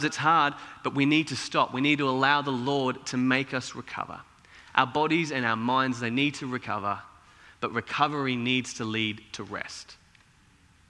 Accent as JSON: {"language": "English", "town": "Cairns", "region": "Queensland", "country": "Australia", "tie": "born or raised there", "said": "as a kid, my immediate family, we grew up in Cairns"}